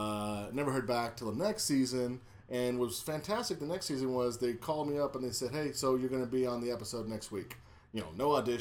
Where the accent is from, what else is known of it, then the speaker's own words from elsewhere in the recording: Laredo, Texas, United States; moved away as an adult; also born or lived in San Diego; Laredo, Texas, right on the border of Mexico.